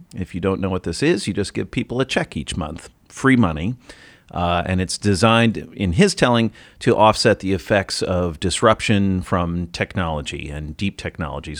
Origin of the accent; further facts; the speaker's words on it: Ohio, United States; That's, that's my home state. That's where I'm from